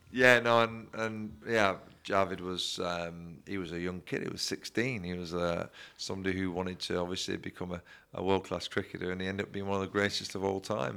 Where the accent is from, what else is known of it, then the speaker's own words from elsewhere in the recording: Bolton, North West England, United Kingdom; also born or lived in Leigh, Lancashire; I was born in Lee, in Lancashire, um, and I moved to Bolton at a certain early age